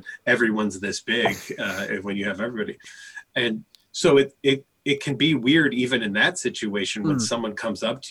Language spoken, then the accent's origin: English; Chicago, Illinois, United States; I grew up in Chicago